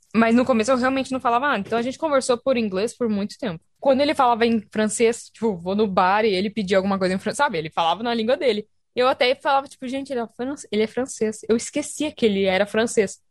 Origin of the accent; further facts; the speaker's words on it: Brazil; moved away; eu sou brasileira